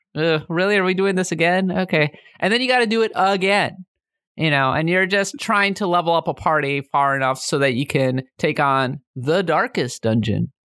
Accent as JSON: {"language": "English", "region": "Minnesota", "country": "United States", "said": "I'm way more in touch with my German and Norwegian heritage because I'm from Minnesota"}